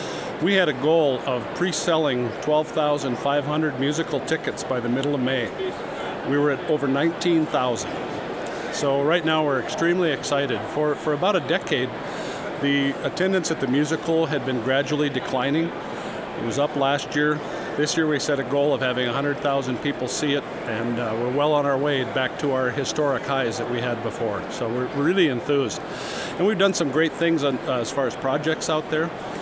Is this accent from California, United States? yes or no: no; Fortuna, North Dakota, United States; also born or lived in Bismarck, North Dakota; I grew up on a farm in northwestern North Dakota, up by Fortuna.